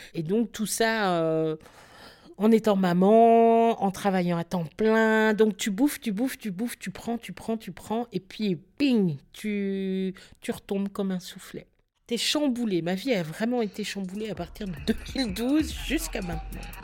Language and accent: French; Belgium; on est belge et parce qu'on est né en Belgique et que notre avenir était ici pour nous, mon frère et moi